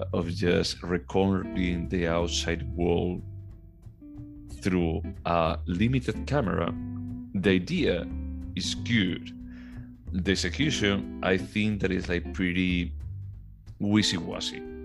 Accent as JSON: {"language": "English", "region": "Galicia", "country": "Spain", "tie": "born or raised there", "moved": "yes"}